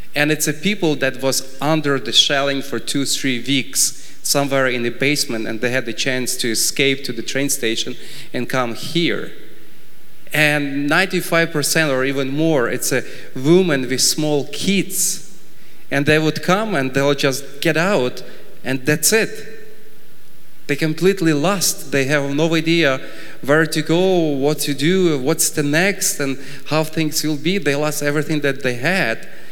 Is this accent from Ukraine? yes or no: yes; Ukraine; I was born in Ukraine and grew up in Ukraine